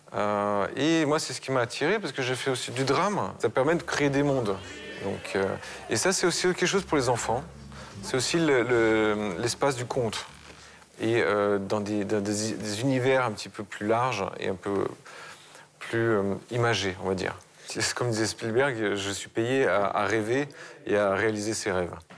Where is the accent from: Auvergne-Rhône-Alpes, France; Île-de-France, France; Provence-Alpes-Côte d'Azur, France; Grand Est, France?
Auvergne-Rhône-Alpes, France; Haute-Savoie; now in Novosibirsk, Russia; je suis de Haute-Savoie